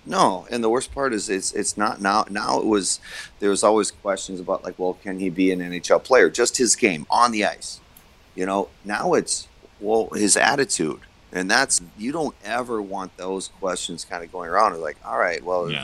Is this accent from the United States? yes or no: yes; United States; as an American